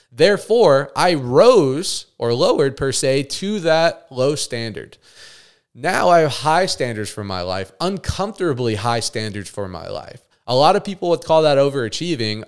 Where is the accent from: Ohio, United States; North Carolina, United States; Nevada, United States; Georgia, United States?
Nevada, United States; Las Vegas; moved away as an adult; I actually physically moved away from my hometown, Vegas